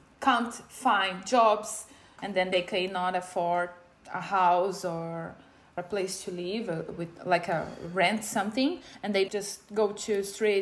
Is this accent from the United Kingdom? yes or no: no; Brazil; moved away as an adult; now in Toowoomba, Australia; My life in Brazil, growing up in Brazil, was really nice